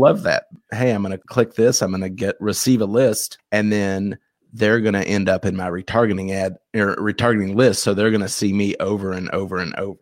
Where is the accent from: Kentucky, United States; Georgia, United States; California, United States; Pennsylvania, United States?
Kentucky, United States; Louisville; also born or lived in Ohio; I'm from Louisville